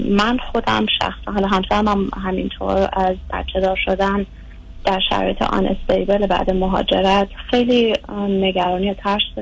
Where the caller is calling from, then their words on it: United States; از امریکا هستم